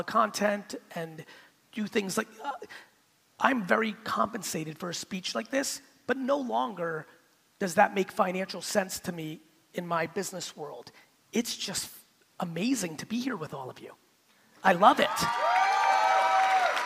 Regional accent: United States; also born or lived in Soviet Union; we left in 78, I'm growing up in America

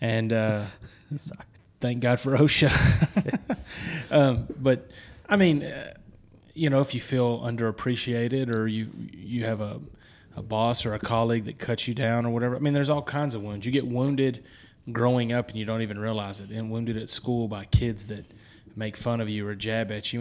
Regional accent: the South, United States; Holy Ghost is how we Southerners talk about the Holy Spirit.

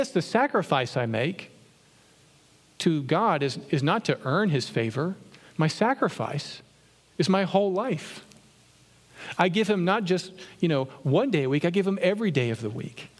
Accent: Virginia, United States; when I grew up in Virginia

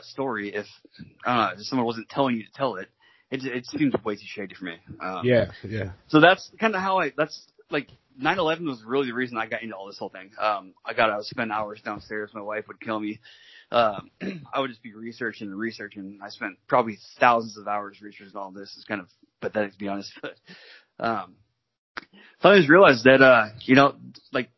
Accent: Washington, United States; I'm from Washington, over in the States, but Washington State.

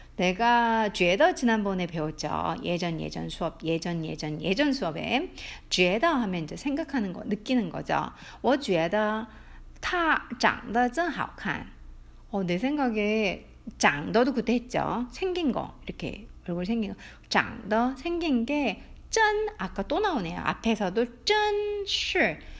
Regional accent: South Korea

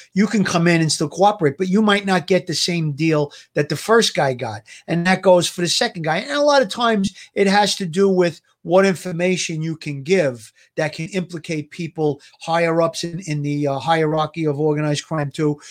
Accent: New York, United States; I grew up in the neighborhood. I was, uh, I grew up around Avenue, and there was wise guys around where I grew up, and, and my family comes from Coney Island

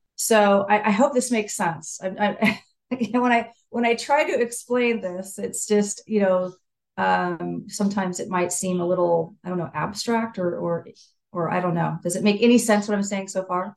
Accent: Saratoga, California, United States; I'm from California. I'm from an area called Silicon Valley or the Bay Area um, near San Jose, which is, but the actual town is Saratoga, near the hills

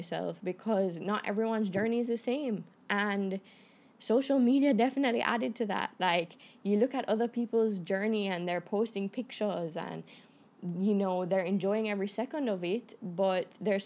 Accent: Canada; moved away; I'm Canadian

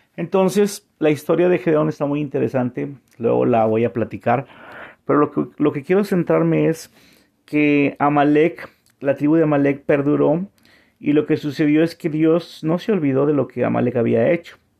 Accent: Monterrey, Nuevo León, Mexico; moved away as an adult; also born or lived in San Antonio, Texas / Vancouver, Canada; now in Montreal, Canada; yo soy de Monterrey, México

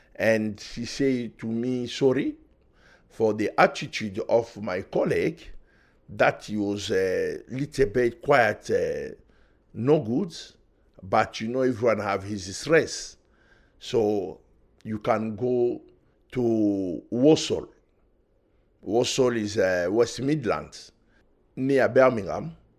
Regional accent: DR Congo; English is a second language; moved away as an adult; now in Manchester, United Kingdom; I was born in Africa, Republic Democratic of Congo

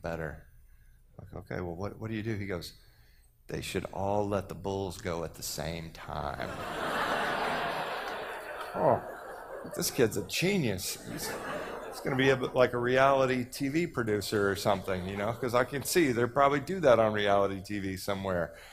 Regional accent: Texas, United States; I'm from Texas

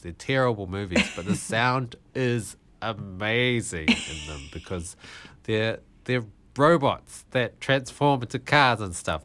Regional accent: Malaysia; I was born in Malaysia.

